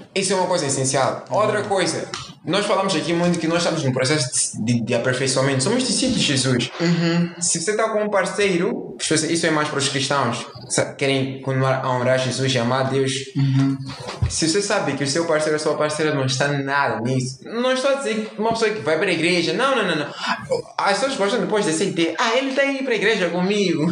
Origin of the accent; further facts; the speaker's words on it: Mozambique; nós somos moçambicanos, para quem não sabe, Moçambique, somos africanos